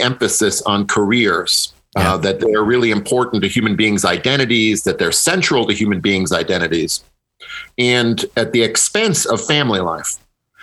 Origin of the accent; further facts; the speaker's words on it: Midwest, United States; I'm a Midwesterner myself